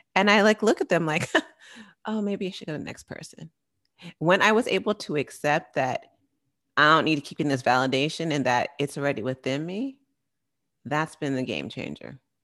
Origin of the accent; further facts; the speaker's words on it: San Francisco Bay Area, California, United States; I'm from the Bay Area